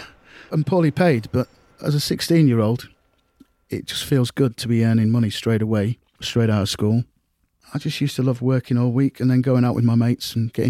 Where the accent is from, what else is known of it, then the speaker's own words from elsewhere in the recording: Grimsby, Yorkshire and the Humber, United Kingdom; I was born in Grimsby, here, in 1966, January.